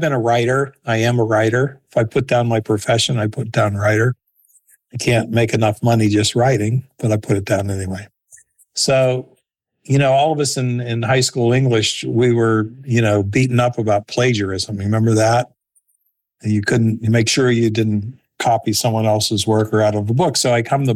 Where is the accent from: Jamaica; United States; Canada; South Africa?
United States; Pittsburgh, Pennsylvania; I grew up in Pittsburgh, PA